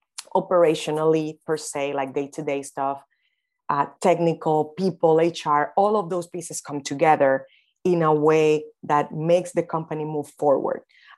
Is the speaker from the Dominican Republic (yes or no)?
yes; Dominican Republic; I am from the Dominican Republic.